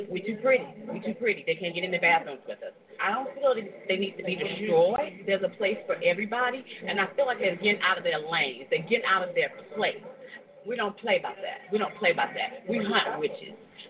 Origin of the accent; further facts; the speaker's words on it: Selma, Alabama, United States; I'm from Slave City, Selma. It's the last slave tribe of Judah. I'm 42 years old